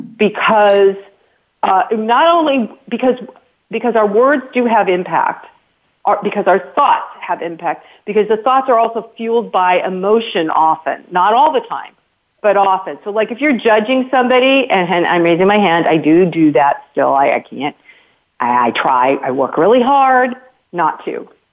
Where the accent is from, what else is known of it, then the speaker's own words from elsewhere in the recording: United States; me as an American